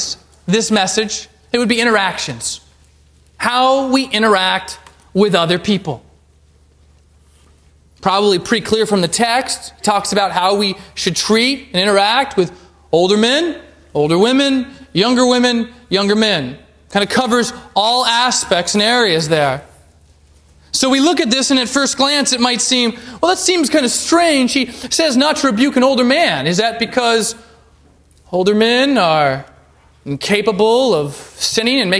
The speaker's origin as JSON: {"language": "English", "region": "Alaska", "country": "United States", "moved": "yes", "said": "I'm from Alaska"}